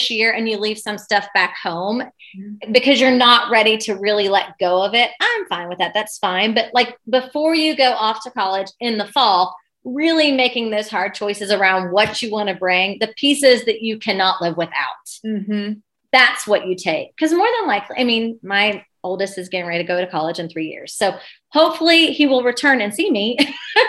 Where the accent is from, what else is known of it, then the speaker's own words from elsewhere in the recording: Ohio, United States; moved away as an adult; now in Lexington, United States; I'm from Ohio